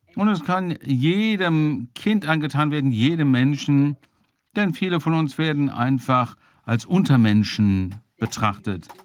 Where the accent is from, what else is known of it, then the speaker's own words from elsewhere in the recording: Germany; ich bin ja auch Deutscher